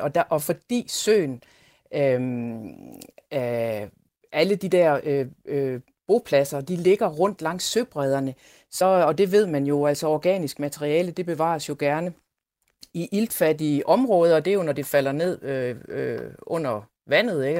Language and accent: Danish; East Jutland, Central Denmark Region, Denmark; now in Konstanz, Germany; jeg som Østjyde med stort ø